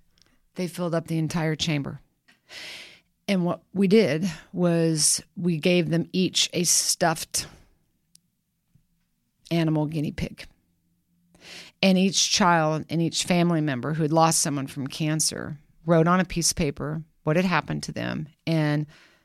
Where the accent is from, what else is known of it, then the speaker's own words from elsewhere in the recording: Kansas, United States; But I can't help myself. I'm from Kansas.